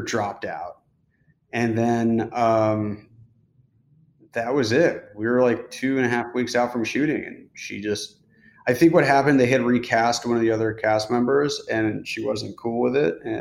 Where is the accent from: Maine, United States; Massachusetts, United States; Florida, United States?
Massachusetts, United States; outside of Boston; moved away as an adult; also born or lived in New York; I grew up outside of Boston